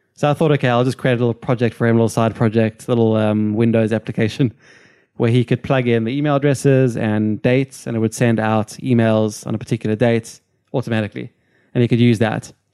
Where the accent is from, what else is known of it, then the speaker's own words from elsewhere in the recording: Cape Town, Western Cape, South Africa; moved away; I'm from Cape Town, South Africa